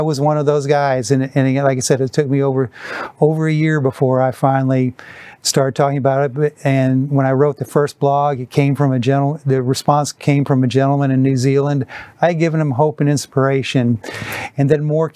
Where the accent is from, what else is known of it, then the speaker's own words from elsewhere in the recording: Wisconsin, United States; my boyhood idol growing up in Wisconsin, Vince Lombardi